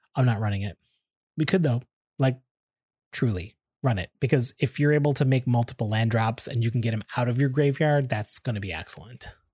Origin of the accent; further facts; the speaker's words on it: Canada; I'm Canadian, so I say